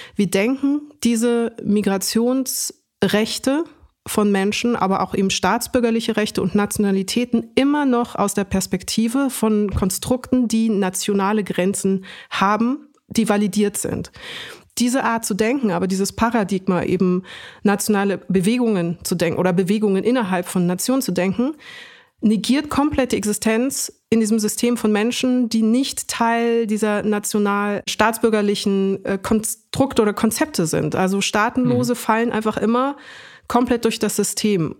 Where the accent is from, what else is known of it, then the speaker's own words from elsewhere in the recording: Munich, Bavaria, Germany; ich wurde in München geboren und bin hier auch mhm. aufgewachsen